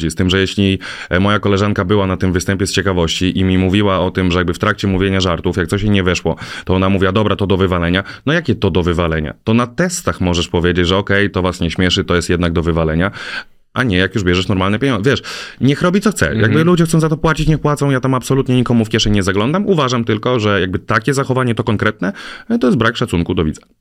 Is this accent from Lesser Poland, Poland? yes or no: no; a village near Warsaw, Masovian Voivodeship, Poland; Na wsi pod Warszawą.